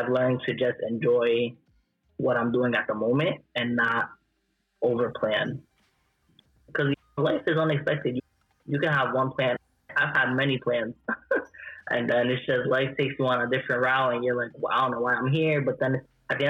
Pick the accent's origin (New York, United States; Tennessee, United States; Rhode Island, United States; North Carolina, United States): Rhode Island, United States; Central Falls; Born and raised in Rhode Island, from Central Falls